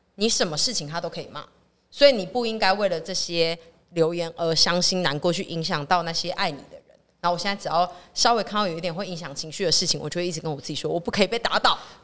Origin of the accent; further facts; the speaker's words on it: Tainan, Taiwan; 但是我是台南人